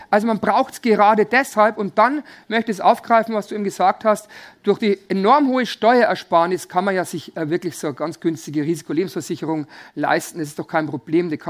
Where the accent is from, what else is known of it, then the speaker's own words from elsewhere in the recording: Bavaria, Germany; Also bei uns in Bayern sagt man wilde Ehe.